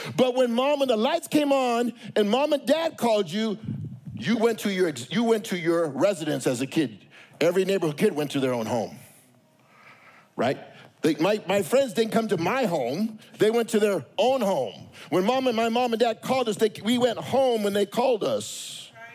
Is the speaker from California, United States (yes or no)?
yes; Los Angeles, California, United States; I grew up in East